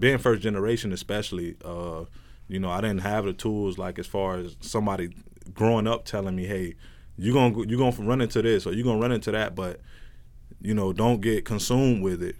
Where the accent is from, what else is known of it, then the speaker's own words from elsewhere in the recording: Plant City, Florida, United States; moved away as an adult; also born or lived in Fort Myers; I'm from Plant City, Florida.